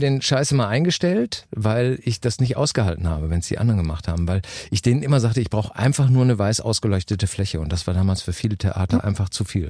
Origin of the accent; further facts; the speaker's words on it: Germany; bei uns in Deutschland